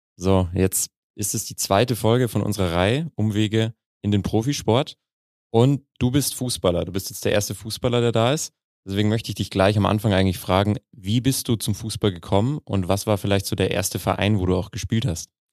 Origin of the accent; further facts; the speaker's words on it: Mühldorf, Bavaria, Germany; ich komme aus der Nähe von Mühldorf